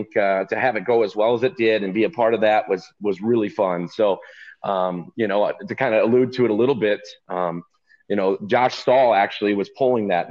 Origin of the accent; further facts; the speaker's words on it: Stuart, Illinois, United States; I'm from Stuart, Illinois. So I'm just south of Rochelle or Rockford, right up north central Illinois